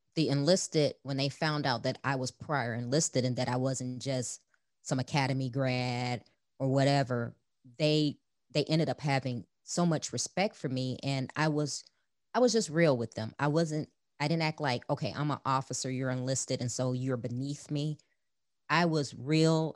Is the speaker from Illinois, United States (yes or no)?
yes; Chicago, Illinois, United States; I grew up in Chicago, the youngest of four children